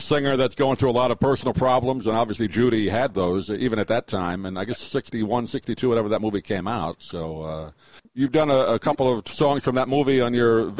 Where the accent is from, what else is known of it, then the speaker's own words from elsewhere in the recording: New York, United States; I myself kind of got into this music growing up in New York.